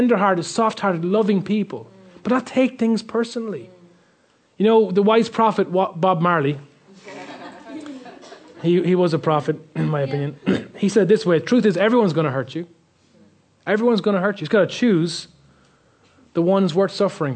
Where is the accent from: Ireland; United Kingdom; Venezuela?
Ireland; being Irish